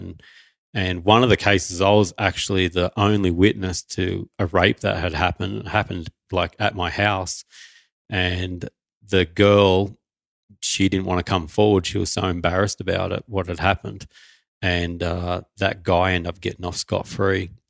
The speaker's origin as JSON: {"language": "English", "town": "Newcastle", "region": "New South Wales", "country": "Australia", "tie": "born or raised there", "said": "so I was born in Newcastle in New South Wales, Australia. That's pretty much where we've lived for the last few years as well."}